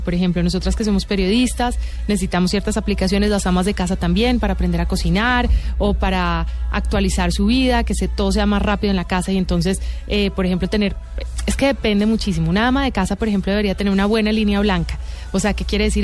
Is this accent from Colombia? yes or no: yes; Bogotá, Colombia; also born or lived in Miami, United States; Yo crecí en Bogotá